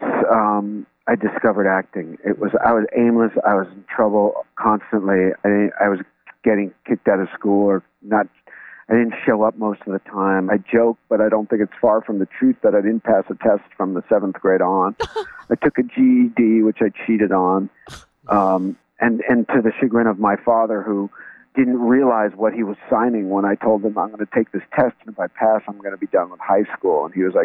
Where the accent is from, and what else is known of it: New York, United States; born or raised there